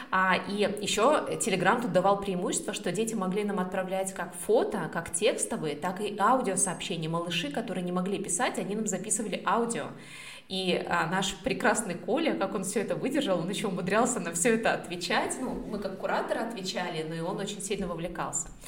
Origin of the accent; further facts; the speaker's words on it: Australia; вообще я с Австралии